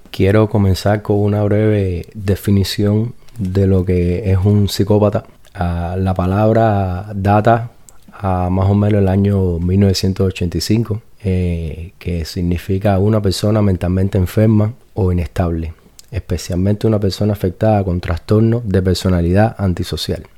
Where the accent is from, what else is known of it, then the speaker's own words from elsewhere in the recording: Cuba; yo soy cubano